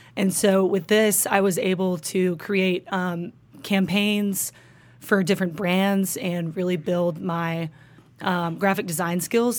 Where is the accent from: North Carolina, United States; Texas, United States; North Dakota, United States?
Texas, United States; Highland Park; also born or lived in Austin, Texas; growing up in Highland Park